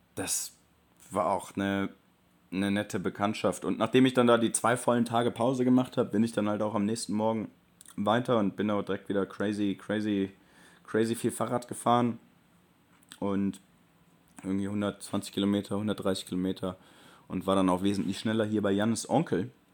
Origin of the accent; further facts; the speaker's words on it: Germany; accent: German; nicht nur die Amerikaner erkennen meinen deutschen Akzent